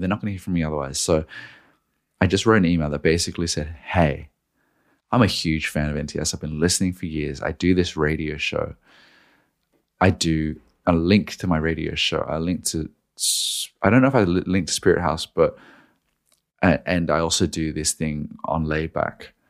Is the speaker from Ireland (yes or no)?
no; Australia; now in Sydney, Australia; I moved home to Australia at this point, I was doing it from Sydney